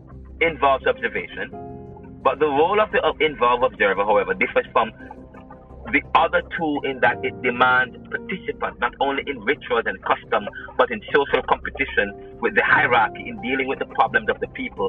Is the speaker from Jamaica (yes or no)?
yes; Jamaica; I said, "No, I'm Jamaican."